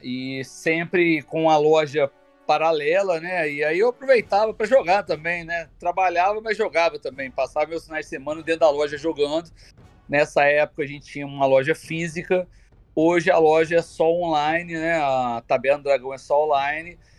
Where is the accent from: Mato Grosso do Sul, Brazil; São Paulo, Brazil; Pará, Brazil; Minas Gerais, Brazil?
Minas Gerais, Brazil; Juiz de Fora; eu sou de Juiz de Fora, né? Minas Gerais